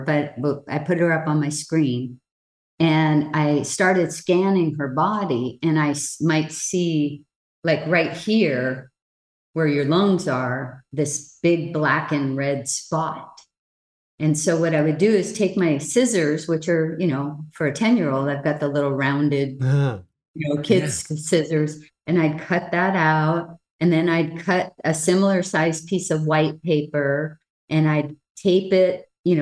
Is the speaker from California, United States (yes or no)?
no; Hawaii, United States; The last of 10 children, born and raised in Hawaii